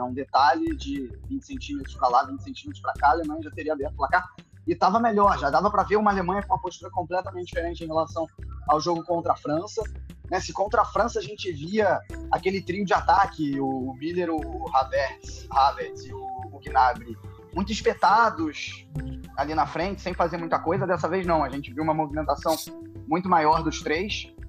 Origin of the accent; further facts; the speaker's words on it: Brazil; accent: Brazilian; moved away as an adult; now in Germany; pelo meu sotaque, eu sou brasileiro